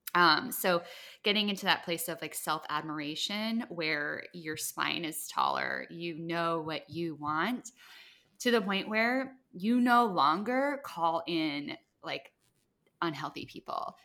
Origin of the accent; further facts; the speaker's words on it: Midwest, United States; moved away; also born or lived in Iowa; I grew up in the Midwest